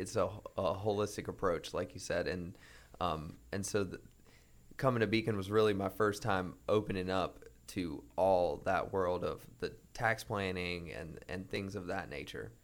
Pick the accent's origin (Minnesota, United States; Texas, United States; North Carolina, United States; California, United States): North Carolina, United States; Greensboro; I grew up in Greensboro, North Carolina